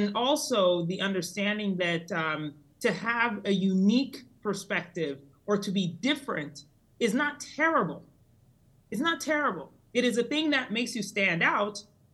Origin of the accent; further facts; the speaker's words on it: Colorado Springs, Colorado, United States; actually, over my childhood, but finally settled in Colorado Springs, Colorado, when I was 12. So although I am technically an American citizen, I do feel very bicultural, meaning that in my house that I grew up in, we were very Ghanaian